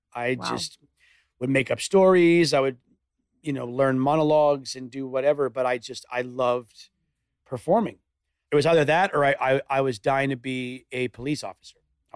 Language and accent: English; Florida, United States; now in Calabasas, United States; I grew up in the city and... In the city of? Well... Florida, no? Florida, but like in like the hustle and bustle.